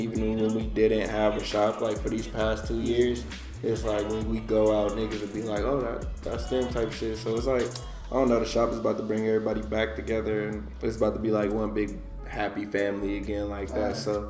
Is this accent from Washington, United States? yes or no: no; Inglewood, California, United States; also born or lived in Crenshaw, Los Angeles; I'm from Inglewood, and I grew up like everywhere up in California